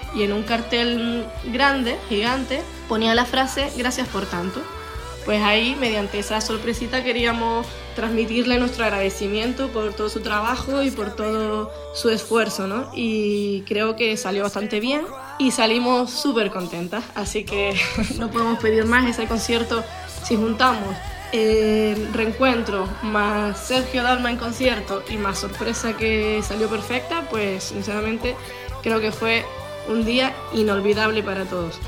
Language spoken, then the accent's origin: Spanish; Canary Islands, Spain; soy de Canarias